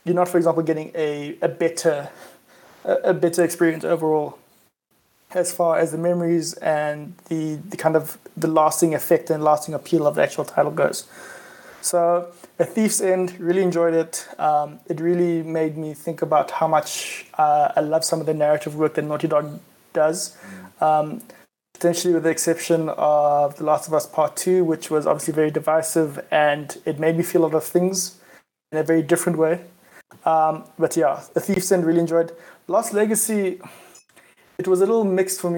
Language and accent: English; South Africa; I am South African